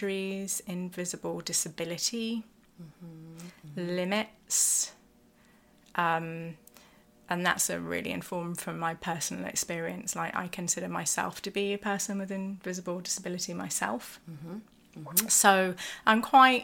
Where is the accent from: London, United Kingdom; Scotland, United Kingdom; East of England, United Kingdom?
London, United Kingdom; London is my hometown